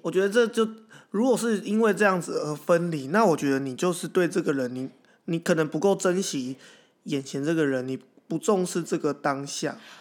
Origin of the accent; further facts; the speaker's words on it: Taiwan; accent: Taiwanese; 我一个台湾口音走在北京路上